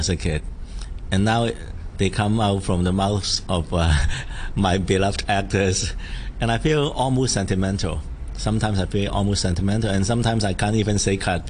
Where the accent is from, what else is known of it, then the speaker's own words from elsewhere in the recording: Hong Kong; I grew up in Sham Shui Po